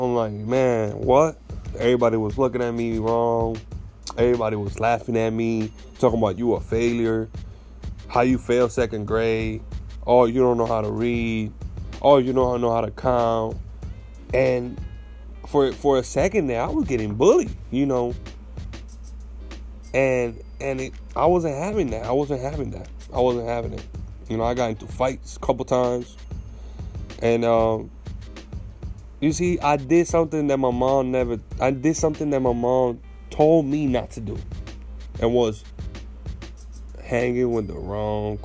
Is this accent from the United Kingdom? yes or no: no; Puerto Rico; talking about growing up in Puerto Rico